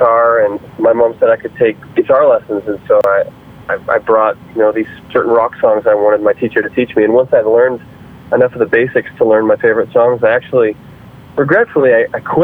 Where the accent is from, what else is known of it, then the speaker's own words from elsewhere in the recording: Windsor, Ontario, Canada; I grew up in Windsor, Ontario, Canada, which is a border city to Detroit, Michigan